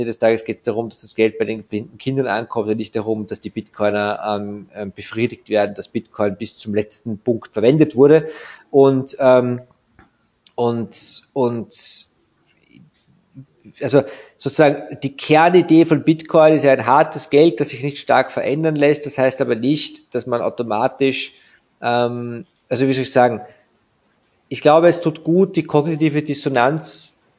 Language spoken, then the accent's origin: German; Vienna, Austria; ich bekomme dort als Wiener eine ähnlich, wenn nicht sogar einen noch ruppigeren